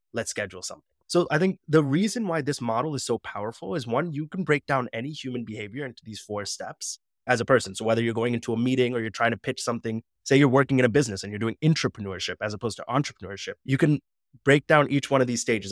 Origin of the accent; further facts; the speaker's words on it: United States; I'm Punjabi, but then as soon as that suit and I step out of that reception, I'm back to being American